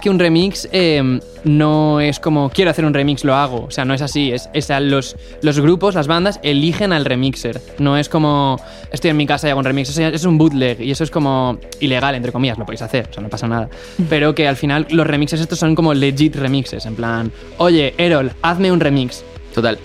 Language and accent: Spanish; Valencia, Valencian Community, Spain; creciendo en España, yo en mi caso en Valencia